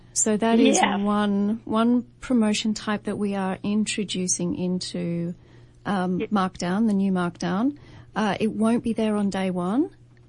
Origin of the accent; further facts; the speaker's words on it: the north of England, United Kingdom; moved away; also born or lived in Australia / New Zealand; Originally, I'm from the north of England.